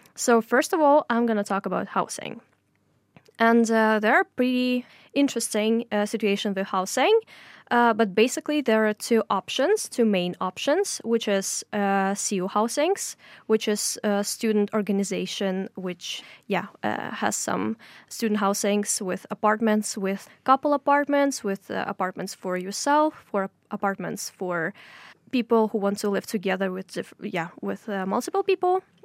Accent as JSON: {"language": "English", "region": "Tatarstan", "country": "Russia", "moved": "as an adult", "lives_now": "Oslo, Norway", "said": "I'm coming from Tatarstan, uh, in Russia"}